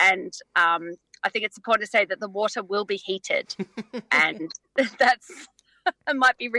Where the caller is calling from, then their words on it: Phillip Island, Victoria, Australia; I'm phoning in from Bunurong country. I'm actually on Phillip Island for the weekend.